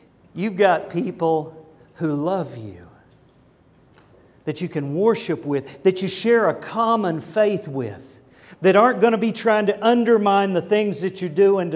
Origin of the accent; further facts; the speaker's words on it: United States; I'm an American and I'm proud